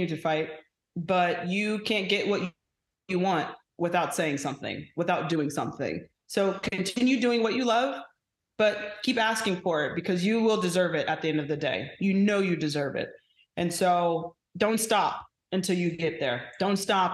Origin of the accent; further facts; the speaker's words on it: Phoenix, Arizona, United States; moved away; back in my hometown